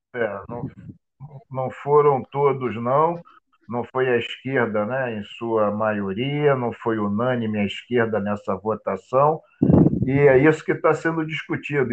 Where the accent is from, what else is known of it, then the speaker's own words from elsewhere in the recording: Rio de Janeiro, Brazil; nós que somos do Rio de Janeiro